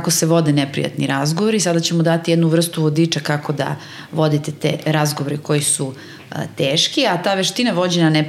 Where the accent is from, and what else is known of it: Serbia